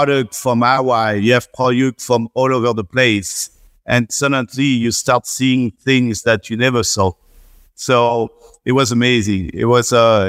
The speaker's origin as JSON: {"language": "English", "region": "central France", "country": "France", "tie": "born or raised there", "accent": "strong French", "first_language": "French", "second_language": "English", "moved": "as an adult", "lives_now": "New York, United States", "said": "still have my strong French accent"}